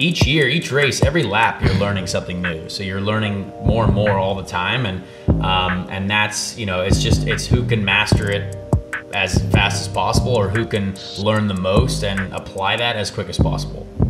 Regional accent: Noblesville, Indiana, United States; I grew up in Noblesville, Indiana.

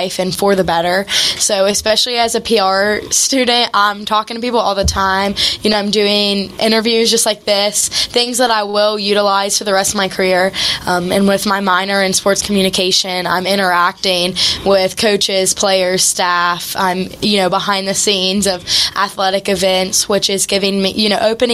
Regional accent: Mason County, West Virginia, United States; I'm from Mason County, West Virginia

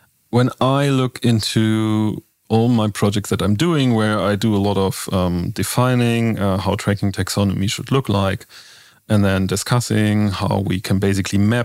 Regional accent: Northern Germany, Germany; I'm myself growing up in Northern Germany

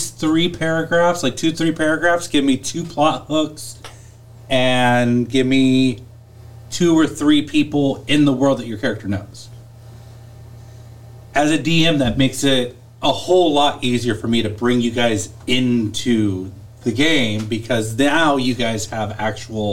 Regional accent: Northern California, United States; moved away; I'm originally from Northern California

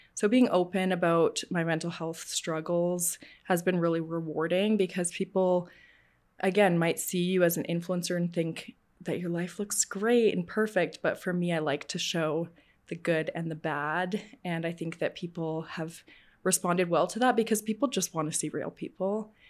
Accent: Calgary, Alberta, Canada; I was born and raised in Calgary

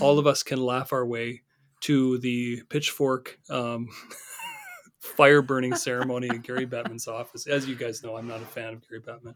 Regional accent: Northern Ontario, Canada; I grew up in Northern Ontario

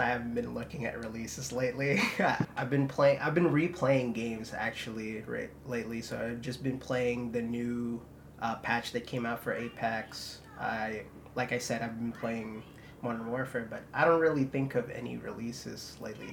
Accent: Philippines; I was born in the Philippines

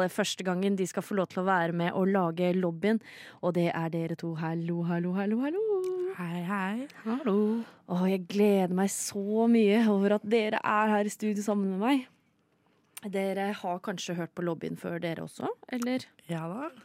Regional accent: Sande, Vestfold, Norway; Noen ganger så sier jeg at jeg kommer fra Sande i Vestfold.

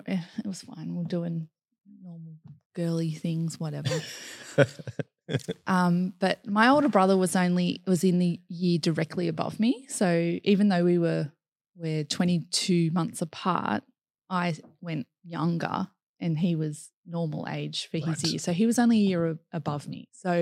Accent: Grays Point, New South Wales, Australia; I really enjoyed growing up in Grays Point.

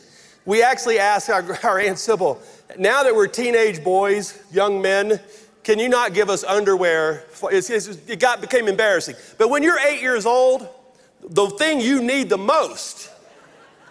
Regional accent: Logansport, Louisiana, United States; moved away; you may know this from my accent, but I grew up in very rural North Louisiana. 5 miles off the Marshall Highway outside of Logansport, Louisiana, is where I was born and raised

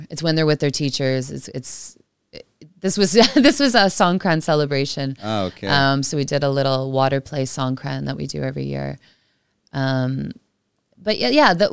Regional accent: Canada; remember from from growing up in Canada

